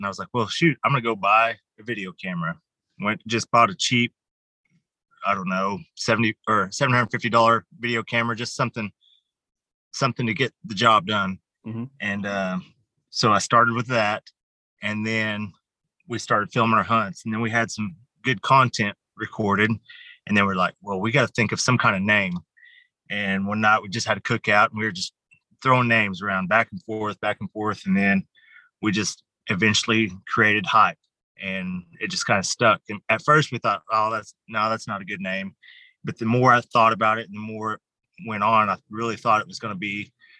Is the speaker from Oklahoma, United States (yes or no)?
yes; Muskogee, Oklahoma, United States; I'm from Muskogee. So lots of places all over Muskogee.